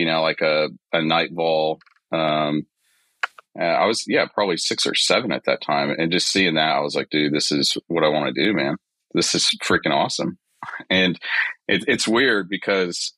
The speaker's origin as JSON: {"language": "English", "region": "Texas", "country": "United States", "tie": "born or raised there", "said": "I grew up in Texas, joined the Air Force"}